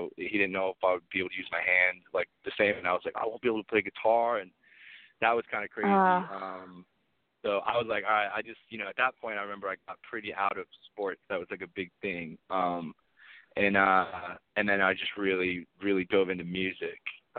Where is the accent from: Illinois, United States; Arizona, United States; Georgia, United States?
Arizona, United States; Phoenix; Yeah, I'm from Phoenix.